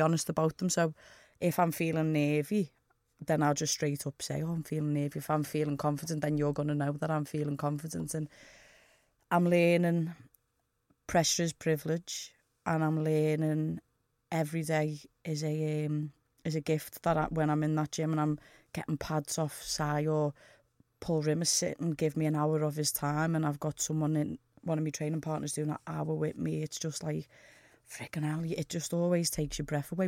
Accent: Liverpool, North West England, United Kingdom; I'm from Norris Green

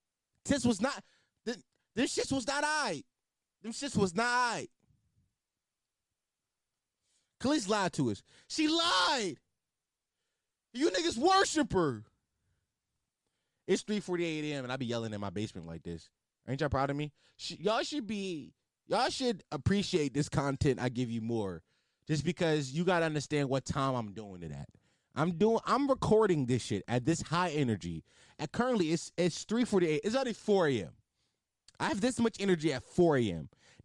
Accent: Philadelphia, Pennsylvania, United States; Also, they called me … because I'm from Philly.

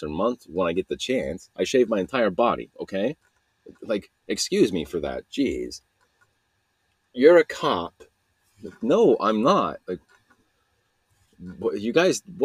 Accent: Salt Lake City, Utah, United States; I'm from Utah, Salt Lake City

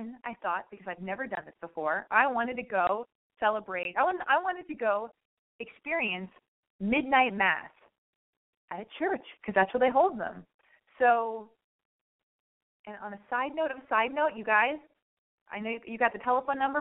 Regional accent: Los Angeles, California, United States; also born or lived in West Hollywood; I was born and raised in Hollywood or West Hollywood

